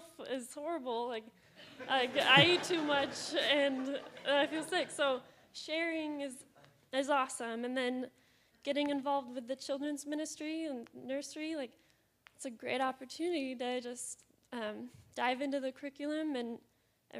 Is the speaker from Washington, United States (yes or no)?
yes; Seattle, Washington, United States; moved away as an adult; now in Austin, United States; I'm from the Seattle area. Came here in January, so I'm very new to Austin.